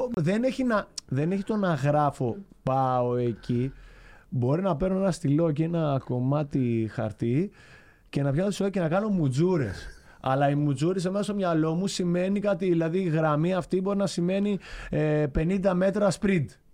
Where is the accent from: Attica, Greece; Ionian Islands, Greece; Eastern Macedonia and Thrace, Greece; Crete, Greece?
Crete, Greece; Chania; also born or lived in Rethymno; είμαι από τα Χανιά τη Κρήτη, σαν την περιοχή που λέγεται Νέα Χώρα